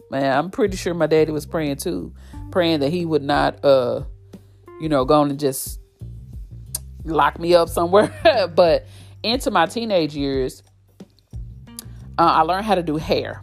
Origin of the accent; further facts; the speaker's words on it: Fort Worth, Texas, United States; Born and raised in Fort Worth, Texas